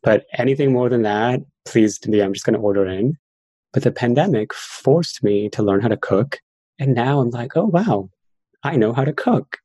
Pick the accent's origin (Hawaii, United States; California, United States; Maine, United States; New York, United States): New York, United States; New York City; I grew up in New York City and I was bullied quite a lot as a child. I had an accent because I moved here when I was 10 years old